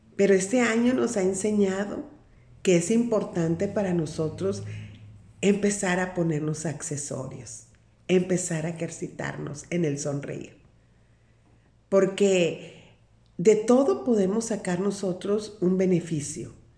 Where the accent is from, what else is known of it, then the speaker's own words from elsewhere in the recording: Sinaloa, Mexico; Soy de una parte de la República Mexicana, soy de Sinaloa